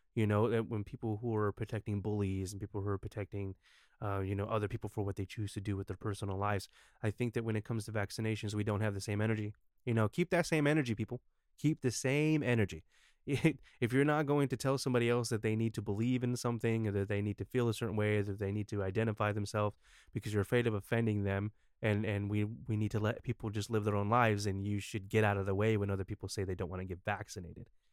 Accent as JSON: {"language": "English", "country": "United States", "said": "as an American"}